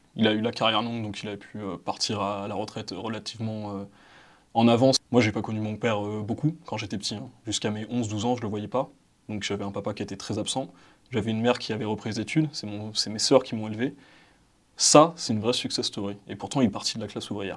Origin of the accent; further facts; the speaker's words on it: Val-d'Oise, Île-de-France, France; Je suis né, j'ai grandi dans le 95, dans le Val d'Oise, et j'ai grandi dans une euh, cité